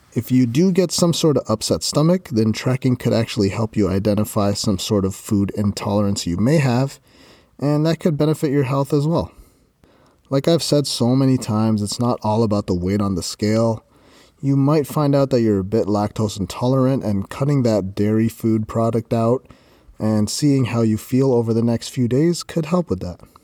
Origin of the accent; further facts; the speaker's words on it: Canada; I'm Canadian